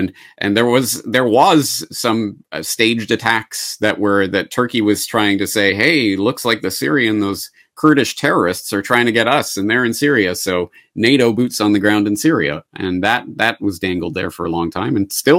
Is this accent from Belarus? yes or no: no; Canada; And as a Canadian, so this is my perspective on it. As a Canadian, this is my entree into this